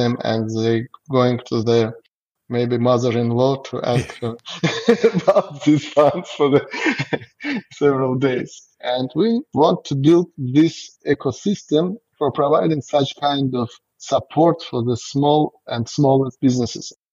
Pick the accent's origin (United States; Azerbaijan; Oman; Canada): Azerbaijan; English is a second language; we are from Azerbaijan and we have a staff of 100 people and most of them are citizens of our country. Our country is a young country